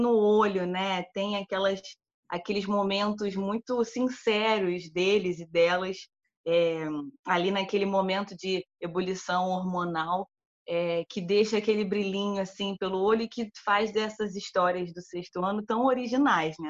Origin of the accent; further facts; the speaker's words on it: Brazil; nossa enquanto brasileiros